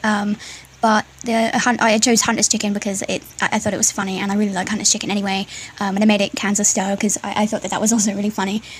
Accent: United Kingdom; I'm British

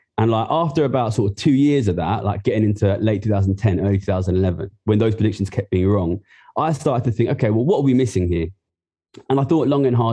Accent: Ilford, London, United Kingdom; I'm from Ilford, East London. I grew up there

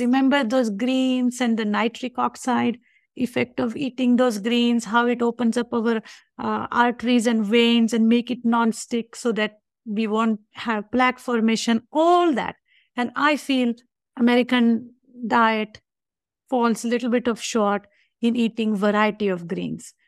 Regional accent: India; moved away as an adult; now in United States; I was born in India, so I practice Hinduism.

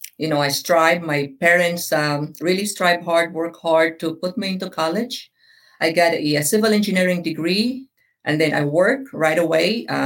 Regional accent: Philippines; now in Sarasota, United States; So most people know I'm a Filipina, but I guess for the listener, I'm a Filipino. I was born and raised in the Philippines.

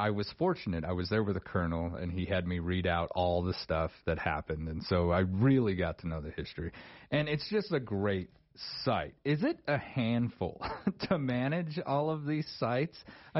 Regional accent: Star Valley, Wyoming, United States; I was born here, in Wyoming. I was born over in Star Valley

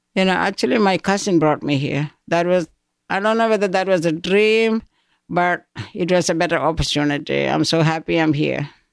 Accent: Koipuram, Kerala, India; moved away; I grew up in a small town called Koipuram, that is in South India.

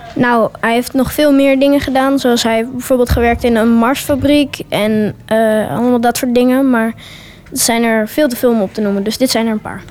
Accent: Amsterdam, North Holland, Netherlands; Ik ben 11 jaar en ik kom uit Amsterdam

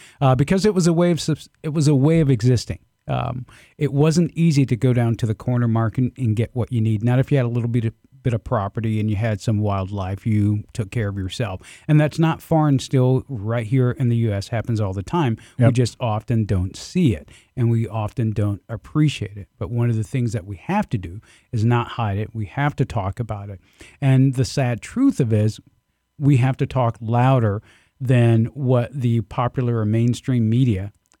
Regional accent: the South, United States; Growing up in the South, it was not uncommon for us to slaughter our own pigs, to slaughter our own chickens.

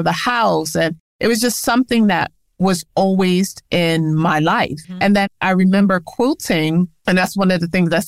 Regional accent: New York, United States; I was born and raised in New York, originally from the Bronx

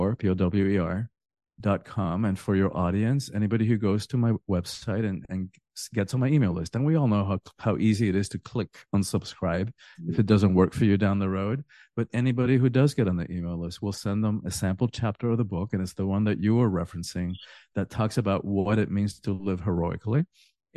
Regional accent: Cuba; now in Miami, United States; I'm from the Caribbean. I'm Cuban originally.

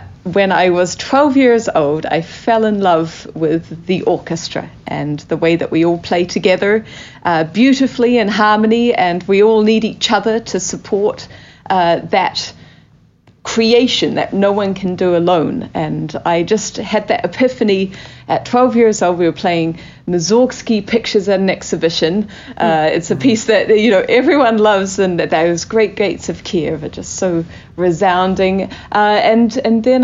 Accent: New Zealand; moved away as an adult; also born or lived in Christchurch; I come from New Zealand, which is a very small country.

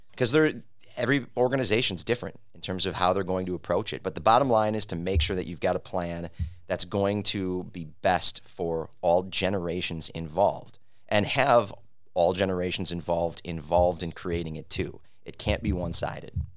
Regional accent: Milwaukee, Wisconsin, United States; having lived and growing up in the Mil-, downtown Milwaukee Third Ward

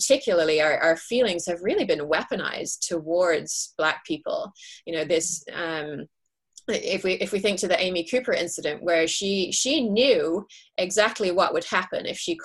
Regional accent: England, United Kingdom; now in California, United States; I'm English originally

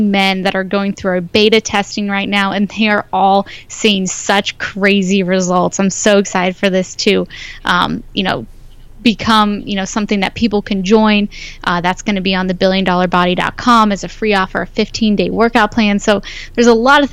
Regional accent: Ohio, United States; now in California, United States; I'm from Ohio, so didn't grow up with the healthiest background in nutrition

